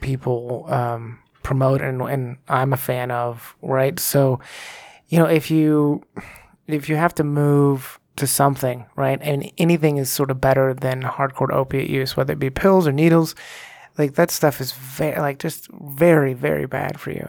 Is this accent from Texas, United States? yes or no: yes; Texas, United States; moved away as an adult; now in Colorado, United States; growing up in Texas, when I did in the nineties